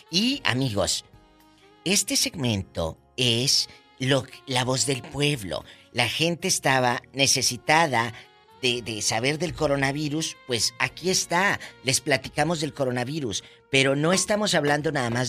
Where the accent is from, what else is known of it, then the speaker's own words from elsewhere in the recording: Guadalajara, Jalisco, Mexico; somos de Guadalajara, Jalisco.